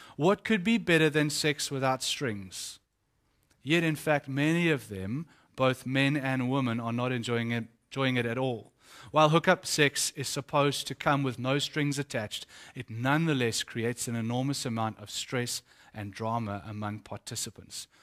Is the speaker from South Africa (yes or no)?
yes; Eastern Cape, South Africa; The Eastern Cape, where I come from